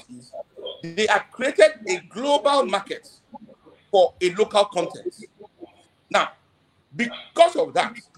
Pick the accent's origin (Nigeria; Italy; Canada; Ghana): Nigeria; also born or lived in Europe; having come back to Nigeria, having spent 14 years in Europe